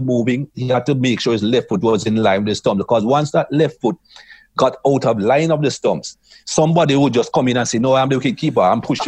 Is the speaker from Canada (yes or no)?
no; Jamaica; But as a young man growing up in Jamaica, it was happy-go-lucky. It was fun. It was frolic.